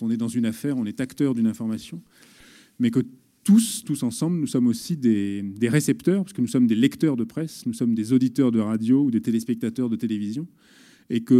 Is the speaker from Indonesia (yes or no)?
no; Paris, Île-de-France, France; j'ai 34 ans, je suis de Paris.